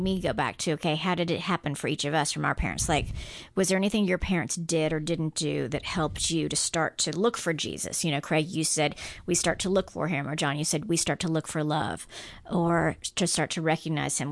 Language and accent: English; Guam; moved away; I grew up on Guam, which was and ninety-eight percent Catholic island